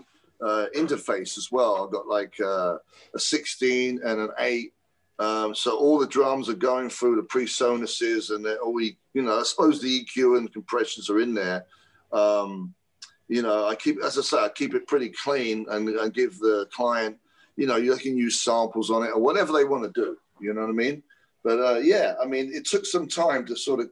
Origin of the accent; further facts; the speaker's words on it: England, United Kingdom; moved away; We grew up in England